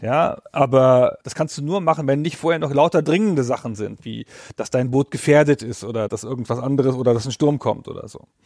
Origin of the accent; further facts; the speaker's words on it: Northern Germany, Germany; bei uns in Norddeutschland